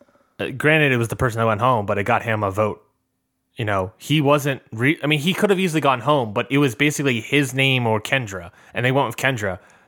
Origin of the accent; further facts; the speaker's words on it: Boston, Massachusetts, United States; You know, I'm from Boston.